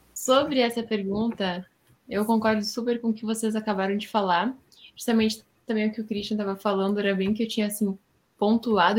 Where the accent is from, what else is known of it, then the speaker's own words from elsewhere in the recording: Rio Grande do Sul, Brazil; Eu sou do Rio Grande do Sul, moro na cidade de Itaquara